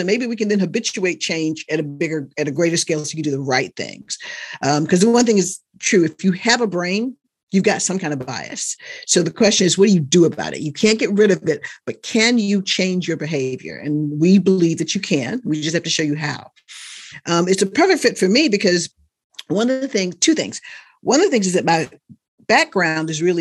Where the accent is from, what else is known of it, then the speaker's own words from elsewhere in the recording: North Carolina, United States; I grew up in North Carolina. I wasn't born there, but I grew up in North Carolina